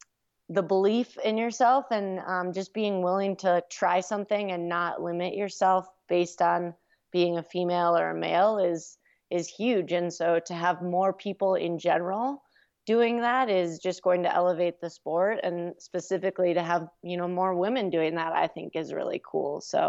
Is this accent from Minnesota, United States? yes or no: yes; Minnesota, United States; I'm from Minnesota, so we I've experienced very cold weather.